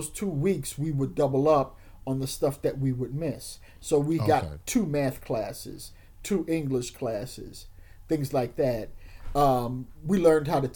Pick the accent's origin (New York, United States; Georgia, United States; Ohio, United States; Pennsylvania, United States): New York, United States; New York City; a kid growing up in East Harlem